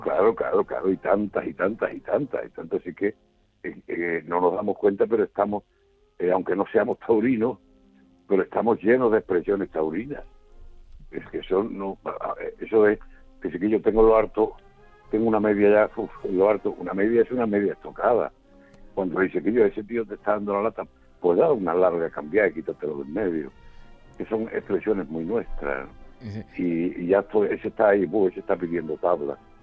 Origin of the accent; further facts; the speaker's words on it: Aznalcázar, Andalusia, Spain; en mi pueblo